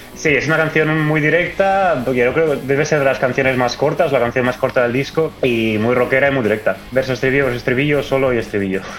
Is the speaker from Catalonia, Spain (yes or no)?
yes; Barcelona, Catalonia, Spain; moved away as an adult; also born or lived in London; now in Stockholm, Sweden; soy nacido y criado en Barcelona